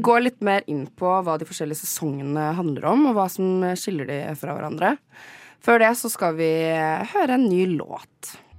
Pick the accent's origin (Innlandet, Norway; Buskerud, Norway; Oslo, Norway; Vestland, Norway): Buskerud, Norway; Gol; jeg er personlig fra Gol